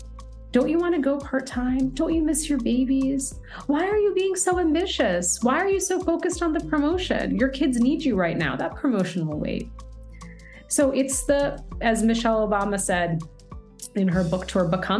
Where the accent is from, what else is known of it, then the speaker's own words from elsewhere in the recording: United States; I was born and raised in the States with my younger brother.